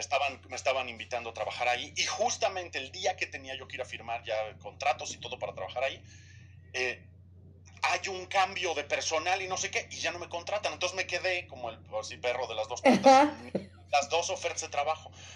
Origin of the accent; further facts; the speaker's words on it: Mexico; moved away as an adult; Yo regresé a México en 2009, 2010